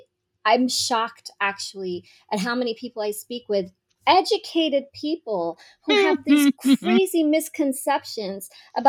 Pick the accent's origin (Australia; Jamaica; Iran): Iran; also born or lived in Dubai / Montreal, Canada; now in New York City, United States; growing up in Iran and even growing up in Dubai